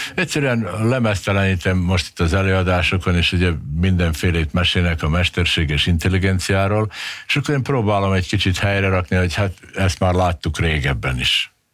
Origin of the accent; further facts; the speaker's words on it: Subotica, Vojvodina, Serbia; now in Hungary; én Szabadkán születtem, és én párhuzamosan beszéltem mind a két nyelvet